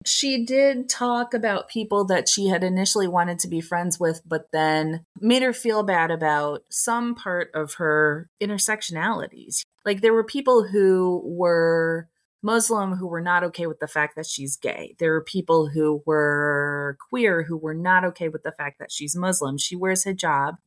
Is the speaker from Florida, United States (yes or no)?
no; Toledo, Ohio, United States; moved away as an adult; also born or lived in Ann Arbor, Michigan; my hometown is 45 minutes away from Ann Arbor. So I, when I lived in Ann Arbor, was going down to Toledo a lot to see my friends from high school.